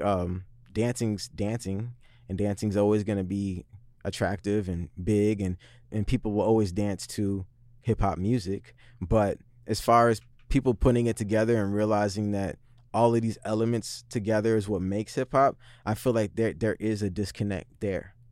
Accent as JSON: {"language": "English", "town": "Seattle", "region": "Washington", "country": "United States", "tie": "born or raised there", "said": "I grew up in the Central District, same as Vitamin."}